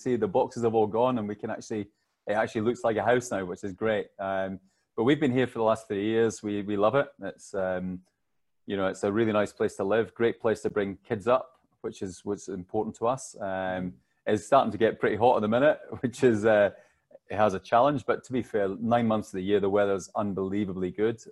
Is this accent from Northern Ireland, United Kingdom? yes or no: no; Alloa, Scotland, United Kingdom; also born or lived in Stirling; I was born in Stirling, but I grew up in Alloa. So, the wee county, it's Clackmannanshire, it's the smallest county in Scotland